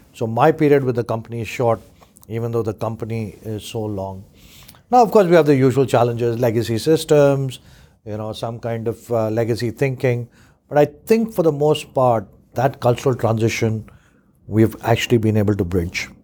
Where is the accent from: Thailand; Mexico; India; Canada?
India; now in United Kingdom; I grew up in India